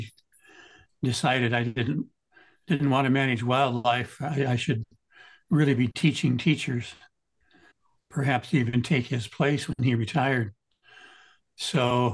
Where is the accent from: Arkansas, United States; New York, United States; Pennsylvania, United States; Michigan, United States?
Michigan, United States; Hillsdale; now in Cleveland, United States; I grew up in South Central Michigan